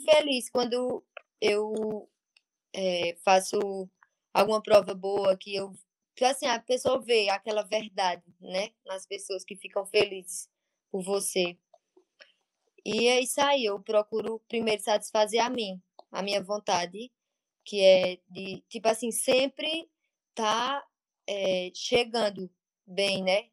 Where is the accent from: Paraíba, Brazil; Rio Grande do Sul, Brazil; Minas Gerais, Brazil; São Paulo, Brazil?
Paraíba, Brazil; Monteiro; now in Pernambuco, Brazil; Atualmente moro em Pernambuco, mas nasci em Monteiro, na Paraíba.